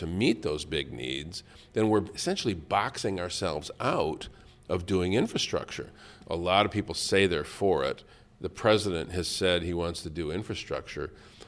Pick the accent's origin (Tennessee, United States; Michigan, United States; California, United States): Michigan, United States; Flint; Flint. I have my differences with this administration, but when it comes time to fight for my hometown